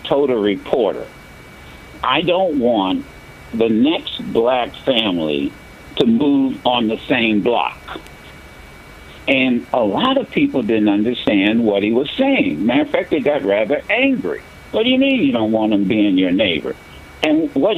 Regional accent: Dayton, Ohio, United States; in my community growing up in Dayton, Ohio

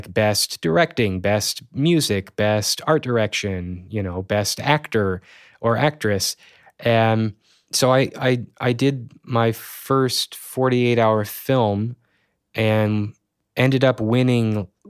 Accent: Springfield, Missouri, United States; And then there started to be this event in my hometown. It was called Sato 48, Springfield and the Ozarks 48-Hour Film Challenge.

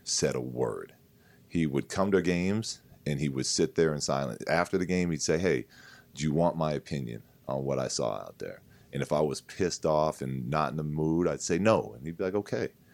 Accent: San Diego, California, United States; We grew up in San Diego

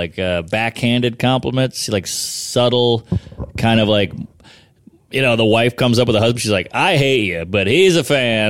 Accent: Louisiana, United States; I'm from Louisiana. I'm from the South.

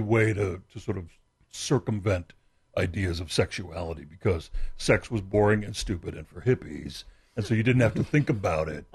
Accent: Texas, United States; I'm from Texas, and Christianity's in the air

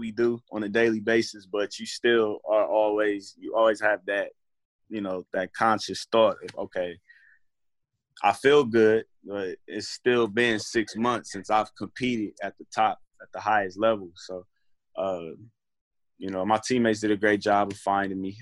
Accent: Columbus, Ohio, United States; moved away; also born or lived in New Jersey; I went back home to my hometown, Columbus, Ohio

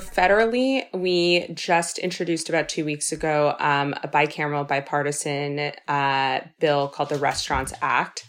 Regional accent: Los Angeles, California, United States; now in New York, United States; born and raised in Los Angeles

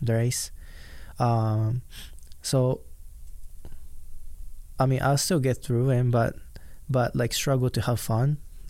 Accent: Japan; English is a second language; now in United States; I grew up in Japan

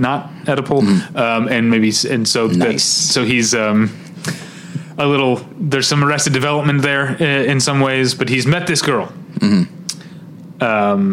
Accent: St. Louis, Missouri, United States; now in Los Angeles, United States; I grew up in St. Louis at a time when there were three Landmark theaters there.

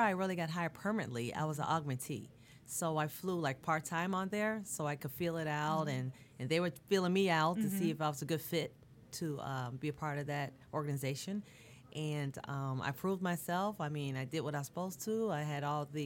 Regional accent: Bermuda; moved away; I'm from Bermuda originally

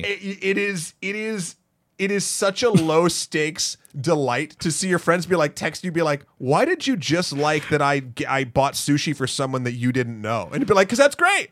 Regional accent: Milford, New Hampshire, United States; now in New York, United States; my hometown, Milford, New Hampshire

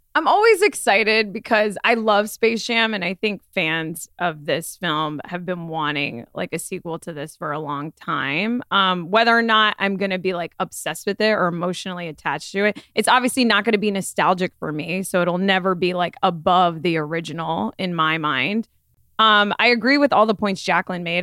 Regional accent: Florida, United States; Florida, my home state

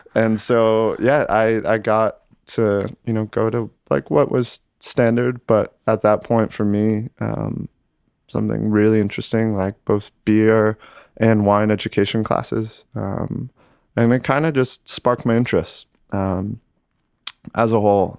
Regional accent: Lake Placid, New York, United States; moved away as an adult; born and raised, uh, Lake Placid, New York.

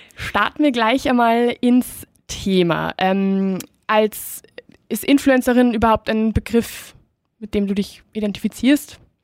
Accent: Spain; moved away; ich bin ursprünglich aus Spanien

